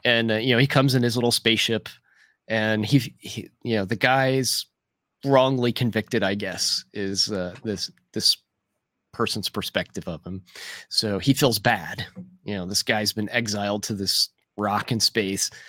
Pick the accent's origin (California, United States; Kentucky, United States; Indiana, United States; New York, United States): Kentucky, United States; near Louisville; Louisville's, uh, close to my, my hometown here